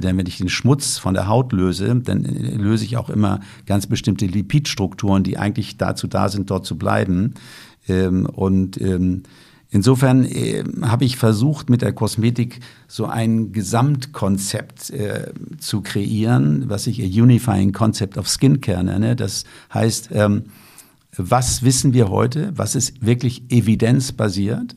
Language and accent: German; Lüneburg Heath, Lower Saxony, Germany; Ich komme ja aus der Lüneburger Heide